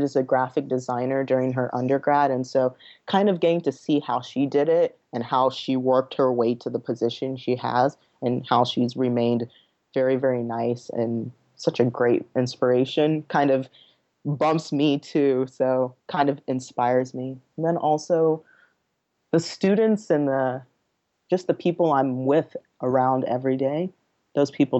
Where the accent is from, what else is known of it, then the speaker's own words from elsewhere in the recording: Nigeria; now in United States; I'm from Nigeria. I was born there.